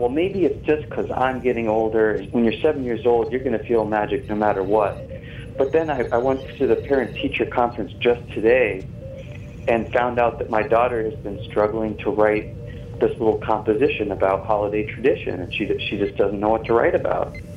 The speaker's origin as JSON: {"language": "English", "region": "New England", "country": "United States", "tie": "born or raised there", "moved": "yes", "lives_now": "Santa Monica, United States", "said": "I grew up in New England, and this there was snow"}